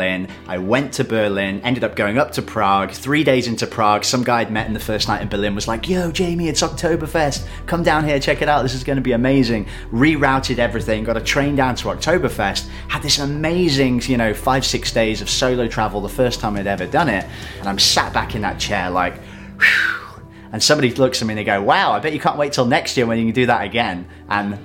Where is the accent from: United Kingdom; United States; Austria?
United Kingdom; Shrewsbury, West Midlands; I'm from Shrewsbury, which is a small town in the UK.